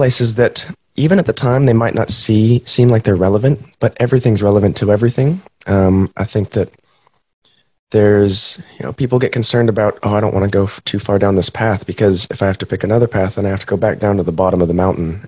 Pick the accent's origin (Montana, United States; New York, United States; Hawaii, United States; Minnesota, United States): Montana, United States; moved away; Growing up in Montana